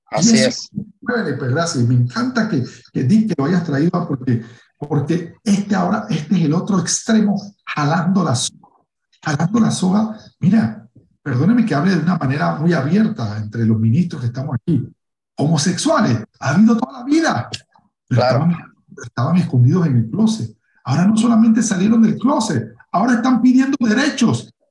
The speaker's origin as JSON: {"language": "Spanish", "country": "Panama", "said": "yo soy, yo soy negro, eh, en mi país, en Panamá, pues es común, soy una persona común"}